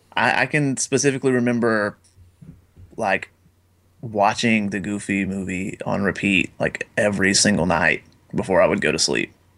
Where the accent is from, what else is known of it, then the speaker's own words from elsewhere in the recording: Jay, Florida, United States; very small town in Florida by the name of Jay, Florida